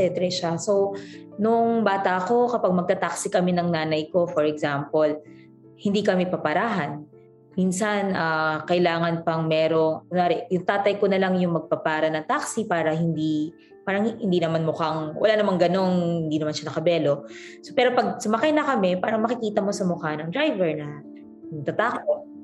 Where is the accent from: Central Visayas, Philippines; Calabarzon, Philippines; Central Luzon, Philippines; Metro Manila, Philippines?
Metro Manila, Philippines; lumaki ako sa at pinanganak ako sa Metro Manila in the 1980s. Doon din nakapag-aral mula sa elementary, high school, college hanggang sa abogasya